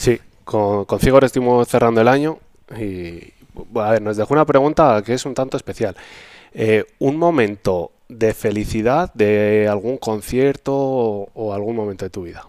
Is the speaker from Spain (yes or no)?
yes; Almazán, Castile and León, Spain; Almazán, que es mi pueblo